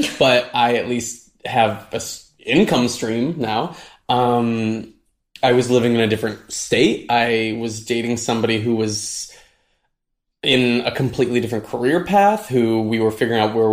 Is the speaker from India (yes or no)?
no; Michigan, United States; moved away as an adult; my hometown of Michigan